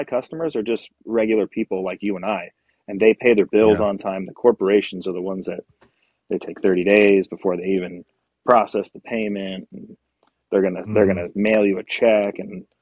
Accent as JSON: {"language": "English", "region": "Pennsylvania", "country": "United States", "tie": "born or raised there", "moved": "yes", "lives_now": "Arizona, United States", "said": "I grew up in Pennsylvania"}